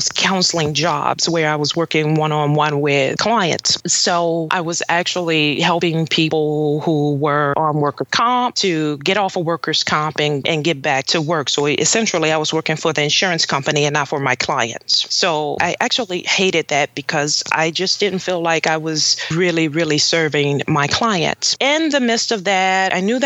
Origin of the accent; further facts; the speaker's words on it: New Orleans, Louisiana, United States; I was in New Orleans, my hometown